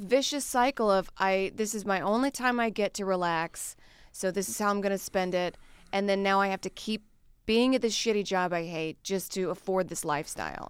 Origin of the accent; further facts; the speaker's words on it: the South, United States; I grew up in the South where everything was just fried